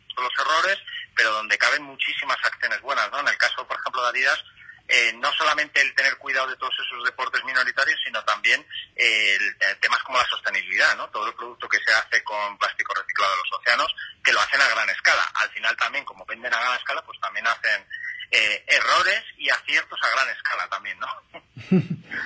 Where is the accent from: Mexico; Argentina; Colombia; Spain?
Spain; Madrid, Community of Madrid; yo en mi caso que soy de Madrid